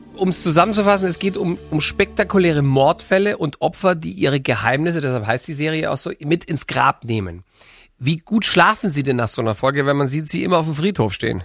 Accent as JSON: {"language": "German", "area": "Swabia", "region": "Bavaria", "country": "Germany", "accent": "Allgäuerisch", "said": "Ich bin Schwabe"}